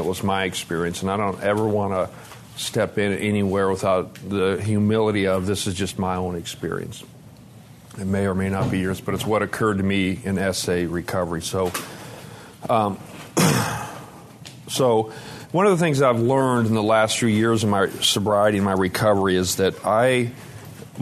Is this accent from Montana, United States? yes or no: yes; Montana, United States; now in Tennessee, United States; I grew up in a really tough part of Montana